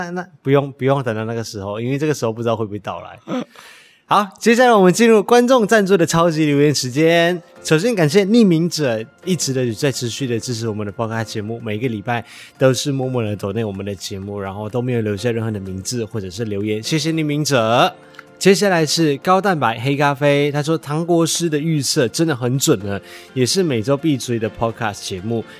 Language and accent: Chinese; West Malaysia, Malaysia; 但是这之前我们可能要先去西马，先带五一去我的家乡玩。